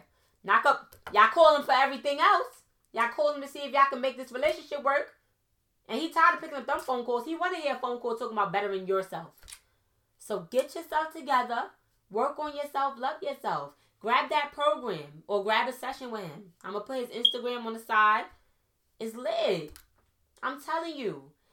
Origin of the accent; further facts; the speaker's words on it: New York City, New York, United States; also born or lived in Trinidad and Tobago; I'm from Brooklyn